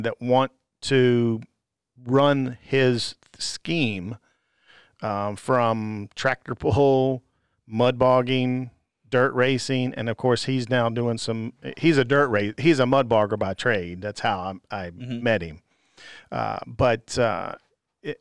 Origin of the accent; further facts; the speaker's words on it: Virginia, United States; I'm from Virginia.